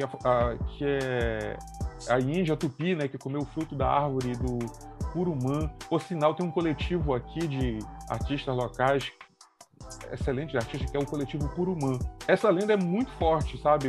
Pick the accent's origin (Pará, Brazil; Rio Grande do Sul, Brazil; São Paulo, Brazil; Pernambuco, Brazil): Pará, Brazil; Belém; nós somos de Belém do Pará